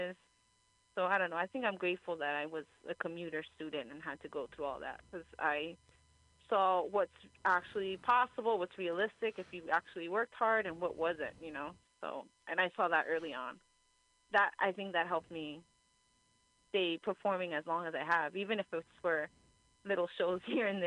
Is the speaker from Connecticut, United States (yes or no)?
no; Union City, New Jersey, United States; now in San Francisco Bay Area, United States; where my home is, like, where I grew up in Jersey